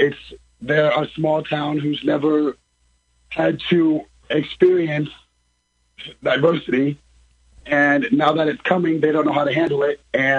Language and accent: English; Taylorville, Illinois, United States; So I grew up in Taylorville, actually